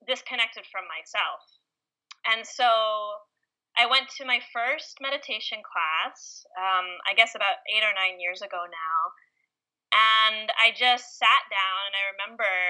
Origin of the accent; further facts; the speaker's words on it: Israel; also born or lived in New York / St. Louis, Missouri; I was born in New York, and then I grew up in Israel for a few years, seven years exactly.